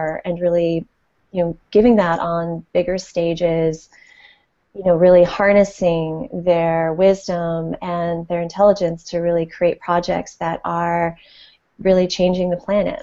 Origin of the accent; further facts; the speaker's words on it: Connecticut, United States; moved away as an adult; now in San Francisco Bay Area, United States; I grew up on the East Coast, actually, in just outside of New York and in Connecticut